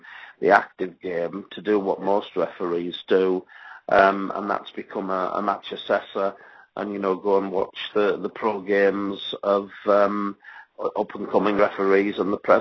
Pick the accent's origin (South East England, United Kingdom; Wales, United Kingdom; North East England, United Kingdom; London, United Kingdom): North East England, United Kingdom; Middlesbrough; my hometown team, Middlesbrough